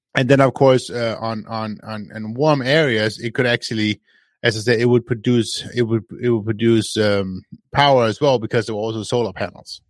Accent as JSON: {"language": "English", "country": "Denmark", "moved": "yes", "said": "I'm from Denmark."}